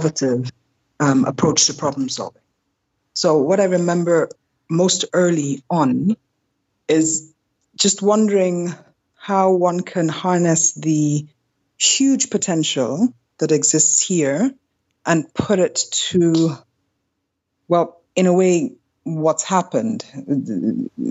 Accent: Lagos, Nigeria; also born or lived in Karlsruhe, Germany; I moved to Nigeria when I was quite young

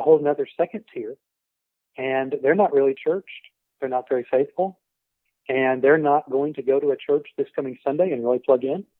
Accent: Tulsa, Oklahoma, United States; I grew up in the Tulsa area in the '70s

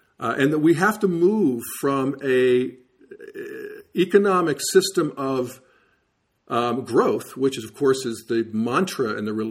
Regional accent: Western Pennsylvania, United States; moved away as an adult; also born or lived in Youngstown, Ohio; I remember growing up in Western Pennsylvania with the steel mills and coal mines

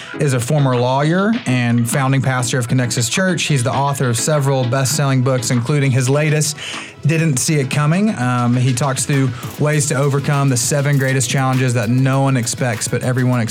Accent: Memphis, Tennessee, United States; moved away; I'm from Memphis, Tennessee originally.

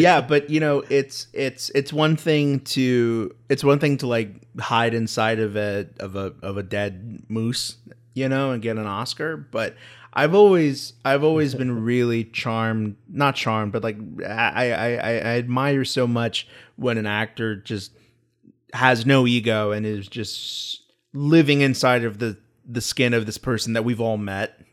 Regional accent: United States

